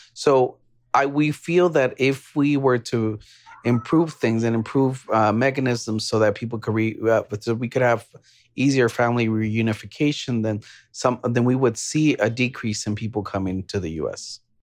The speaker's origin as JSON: {"language": "English", "region": "Texas", "country": "United States", "said": "as a Texan"}